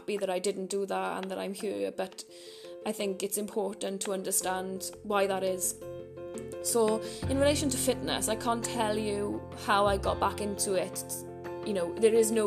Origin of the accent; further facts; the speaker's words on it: Merthyr Tydfil, Wales, United Kingdom; growing up in Merthyr, going and roaming the mountains behind my house